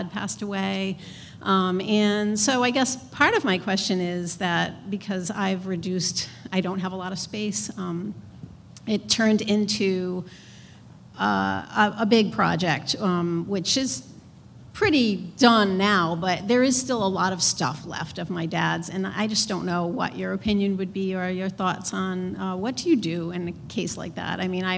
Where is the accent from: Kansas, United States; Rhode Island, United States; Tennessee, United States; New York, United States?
Rhode Island, United States; Providence; I'm from Providence.